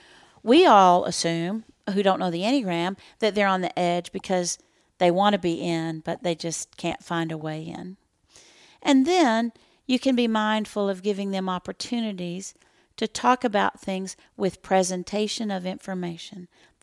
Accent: Texas, United States; we're from Texas

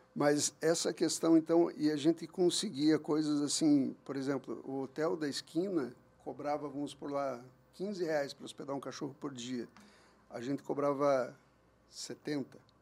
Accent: Curitiba, Paraná, Brazil; moved away as an adult; also born or lived in Capão da Canoa, Rio Grande do Sul; now in Uberlândia, Brazil; eu sou nascido em Curitiba, morei lá minha vida inteira

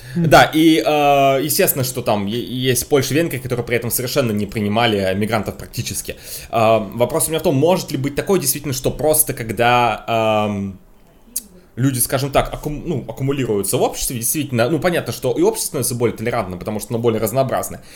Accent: Moscow, Russia; я всю жизнь живу в Москве

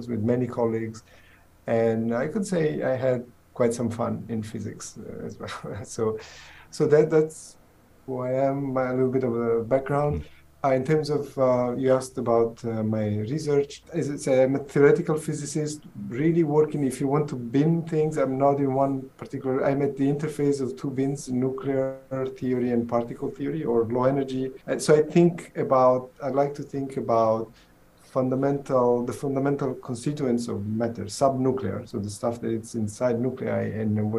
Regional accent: Southern Italy, Italy; English is a second language; moved away as an adult; also born or lived in Pisa, Italy / Los Alamos, United States; now in Seattle, United States; I'm originally, as you can tell from the accent, I'm originally from Italy. I'm from southern Italy, small village.

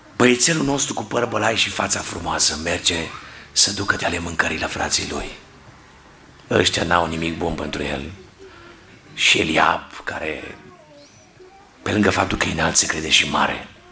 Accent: Cluj-Napoca, Cluj County, Romania; Locuiam în Cluj-Napoca de când eram mic și mergeam în Feliacu, făceam naveta

